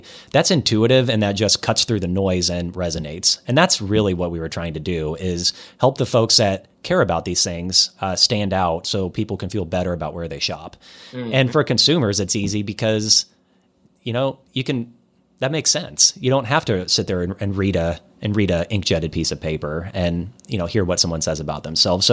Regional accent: Iowa, United States; I'm from Iowa

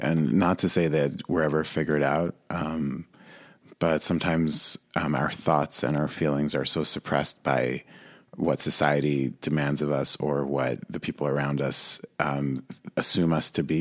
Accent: Monsey, New York, United States; I grew up in a mixed race family in Muncie, New York

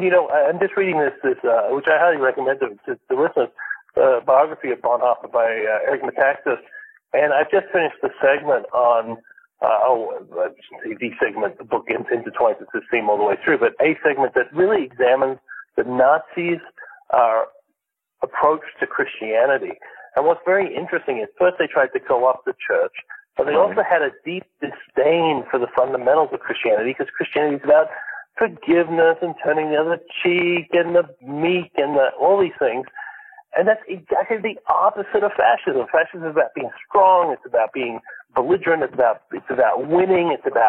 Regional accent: Malaysia; I grew up in a Muslim country, Alan. I grew up in Malaysia. That's where my parents are missionaries there.

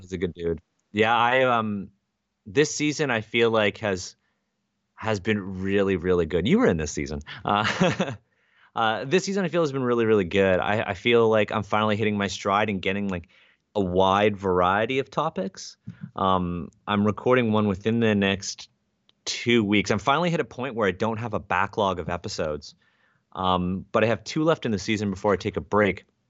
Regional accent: Canada; I'm Asian Canadian

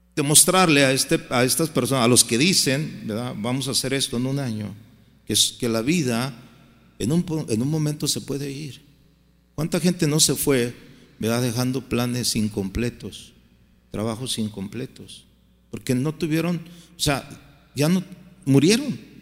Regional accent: Guadalajara, Jalisco, Mexico; moved away as an adult; now in United States; mi tierra, Guadalajara

